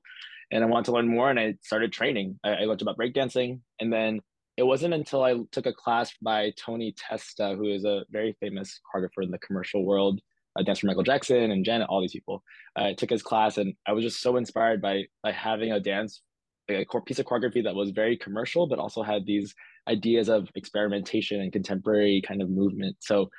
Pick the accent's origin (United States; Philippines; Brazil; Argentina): Philippines; Inadvertently, I'm Filipino everywhere I am. So my work is always going to be Filipino.